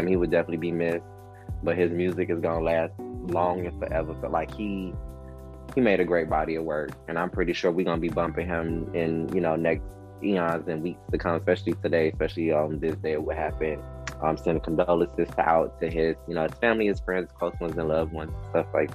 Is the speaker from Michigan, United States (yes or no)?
yes; Detroit, Michigan, United States; I'm from Detroit